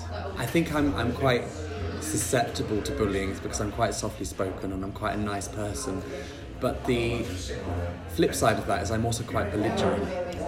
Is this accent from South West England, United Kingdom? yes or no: yes; Bristol, South West England, United Kingdom; also born or lived in Plymouth; I was born in Plymouth. Oh, I didn't know that. Yes. You can't tell in my accent, I don't think. I lived there for 7 years, and then I moved to Bristol, and I grew up in Bristol.